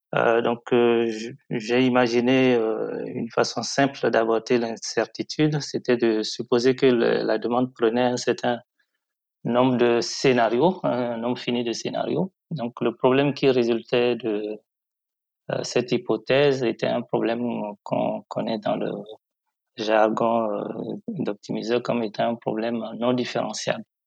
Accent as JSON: {"language": "French", "town": "Parakou", "region": "Borgou", "country": "Benin", "tie": "born or raised there", "also_born_or_lived": "Cotonou", "said": "Je suis né à Cotonou, mais j'ai grandi à Parakou, qui est la principale ville au nord du, Bénin"}